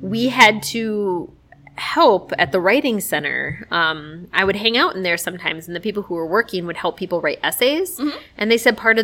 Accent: Minnesota, United States; moved away; I lived in small town fuckery of Minnesota

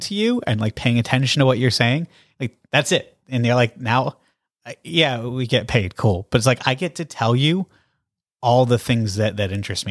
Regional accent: Massachusetts, United States; also born or lived in Bath, England / Canada; I'm from Massachusetts, so I was living here.

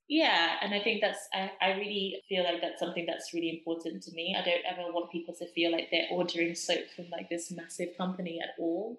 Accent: Zimbabwe; moved away; I was born and raised in Zimbabwe. I strongly identify with my Zimbabwean culture

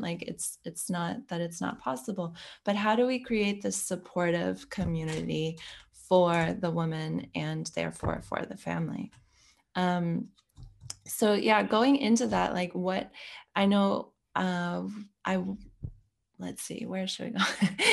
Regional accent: United States; now in Belgium; I'm American at the base, but I live in Belgium

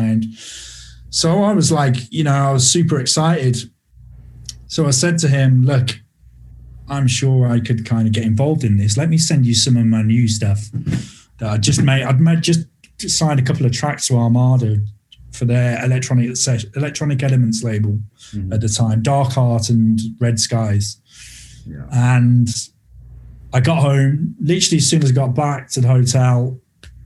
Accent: Birmingham, West Midlands, United Kingdom; Birmingham, which is my hometown here in the UK

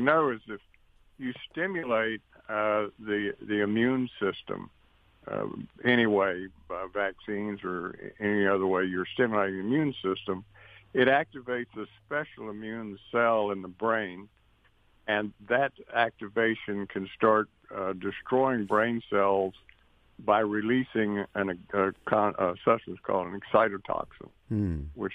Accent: Monroe, Louisiana, United States; moved away as an adult; also born or lived in South Carolina / North Carolina; now in Mississippi, United States; I'm originally from Monroe, Louisiana, and I attended Louisiana State University Medical Center for my medical education.

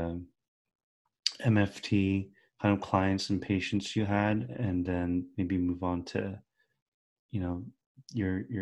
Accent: United States; my brother and I were raised in America our entire lives, or like most of our lives

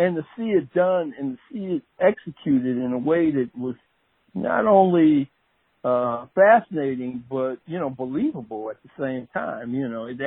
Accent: Detroit, Michigan, United States; I grew up in Detroit, Michigan.

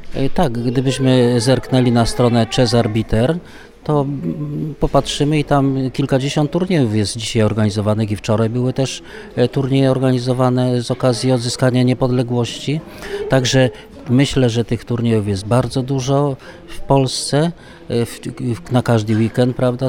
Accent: Częstochowa, Silesian Voivodeship, Poland; Tutaj u nas w Częstochowie to jest tradycją, że turnieje okolicznościowe się odbywały

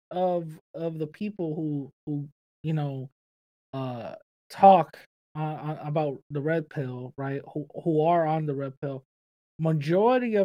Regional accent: New York City, New York, United States; growing up in the Bronx

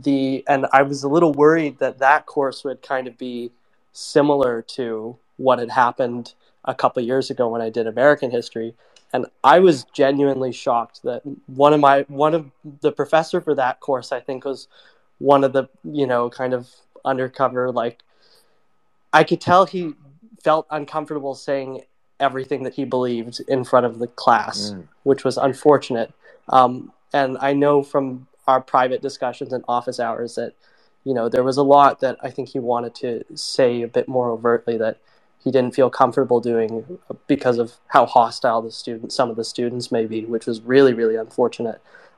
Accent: Toronto, Ontario, Canada; I'm a student from Toronto

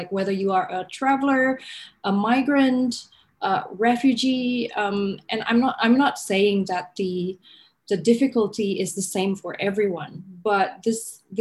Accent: Jakarta, Indonesia; moved away as an adult; also born or lived in New York, United States; now in Sydney, Australia; I was in Jakarta in Indonesia, in my hometown

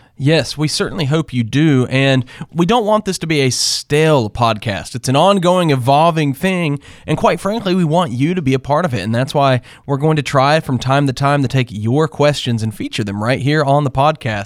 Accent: North Carolina, United States; I grew up in North Carolina

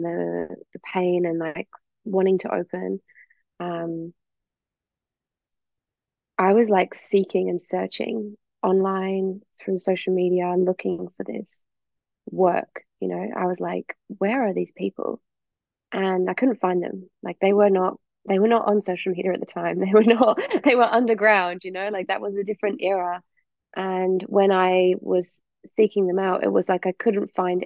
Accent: England, United Kingdom; also born or lived in Perth / East Coast, Australia; now in Australia; I'm obviously from England. I moved over to Australia

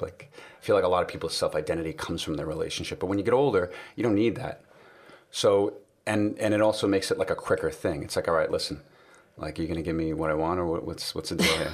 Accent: New York City, New York, United States; I grew up in New York City

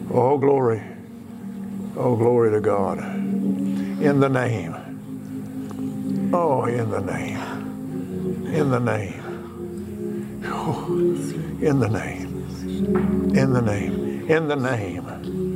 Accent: Texas, United States; I'm from Texas.

